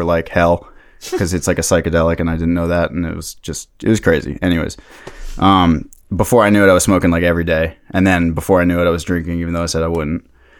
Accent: Takoma Park, Maryland, United States; I'm from Tacoma Park, Maryland.

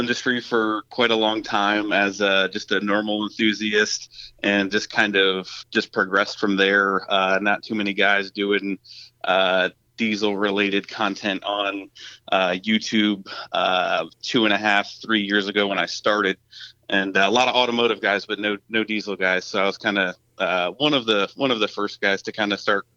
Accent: Pennsylvania, United States; now in New Jersey, United States; Born and raised in Pennsylvania, and I'm actually really right on the New Jersey-Pennsylvania border. So just kind of moved over here when I was young

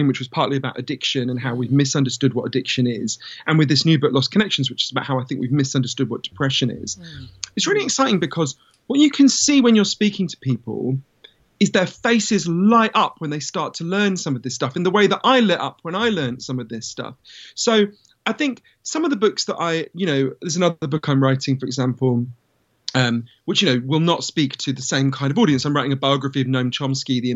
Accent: London, United Kingdom; I grew up in London

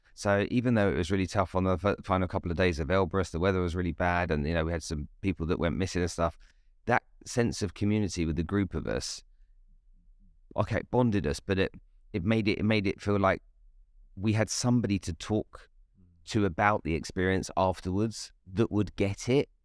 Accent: Nigeria; I grew up in Nigeria in West Africa

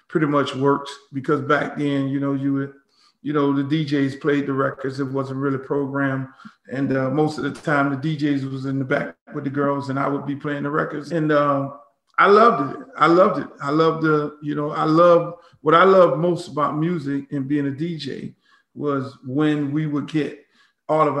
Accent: Miami, Florida, United States; growing up in Miami, you know, when you're half Jamaican and you're half Bahamian

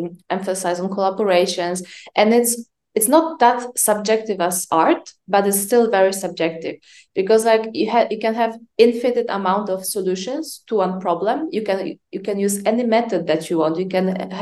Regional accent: Poland; moved away; also born or lived in France; I'm Polish. I was born and raised for the most part in Poland

